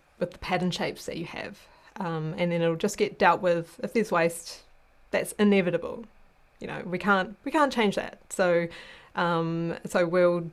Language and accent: English; New Zealand; moved away as an adult; now in Sweden; I'm a New Zealander